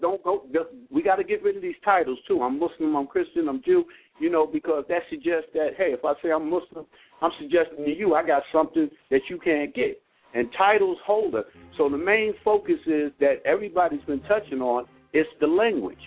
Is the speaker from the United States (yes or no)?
yes; Newark, New Jersey, United States; I'm from Jersey, uh, Newark area